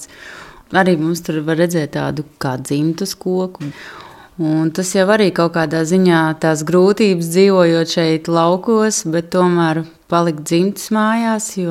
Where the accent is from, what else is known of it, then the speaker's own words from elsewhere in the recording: Latvia; Jā, es esmu latvietis.